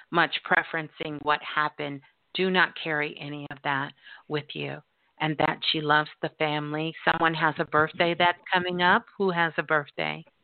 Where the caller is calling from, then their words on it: San Francisco, California, United States; I'm calling from San Francisco.